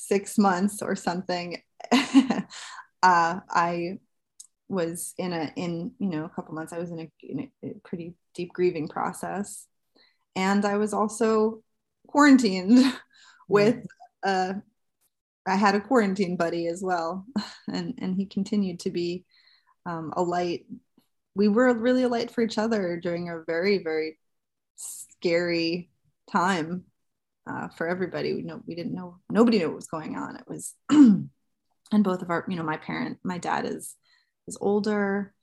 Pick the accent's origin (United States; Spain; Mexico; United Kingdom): United States; New Jersey; I'm from New Jersey.